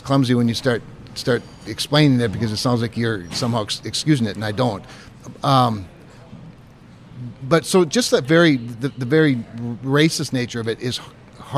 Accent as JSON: {"language": "English", "region": "North Dakota", "country": "United States", "tie": "born or raised there", "said": "growing up in North Dakota."}